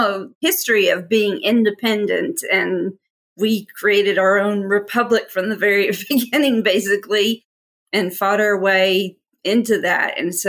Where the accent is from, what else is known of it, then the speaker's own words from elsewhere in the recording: Texas, United States; now in Little Rock, United States; I am actually originally from Texas and still prefer to be thought of as a Texan, even though I've lived probably 50-50 in Arkansas, 50-50.